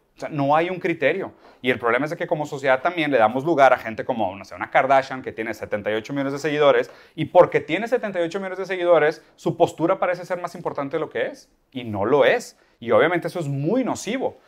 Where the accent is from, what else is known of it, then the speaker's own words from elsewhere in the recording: Brazil; Spanish is a second language; soy brasileño